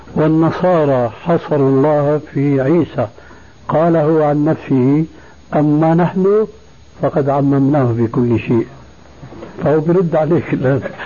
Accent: Syria; moved away; عندنا في سوريا

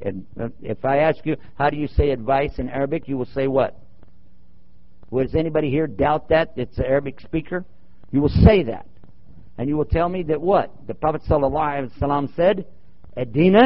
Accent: Texas, United States; as we say in Texas

